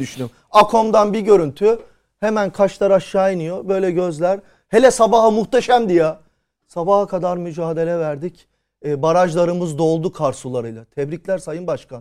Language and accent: Turkish; Istanbul, Turkey; nacizane bir İstanbullu olarak